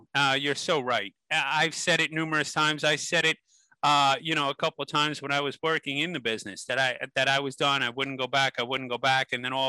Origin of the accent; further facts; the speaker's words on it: North Bergen, New Jersey, United States; I'm from North Bergen, New Jersey, originally born and raised.